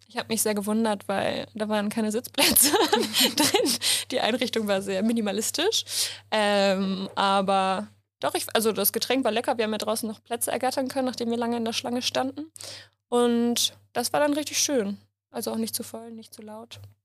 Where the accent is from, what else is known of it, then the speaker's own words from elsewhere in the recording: Hamburg, Germany; ich komme aus Hamburg